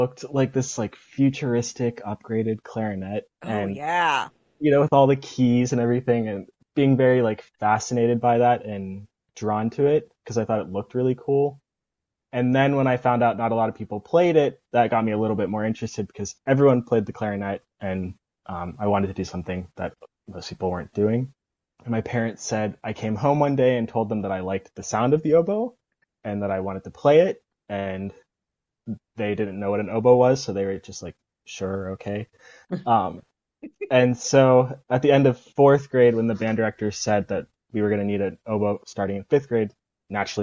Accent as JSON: {"language": "English", "town": "Bethel Park", "region": "Pennsylvania", "country": "United States", "tie": "born or raised there", "said": "I'm from Bethel Park, Pennsylvania, which is a suburb outside of Pittsburgh. And the band program there actually starts in fourth grade"}